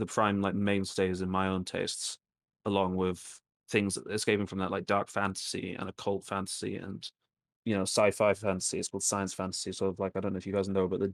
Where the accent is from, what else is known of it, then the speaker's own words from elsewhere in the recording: Greece; moved away; Growing up in Greece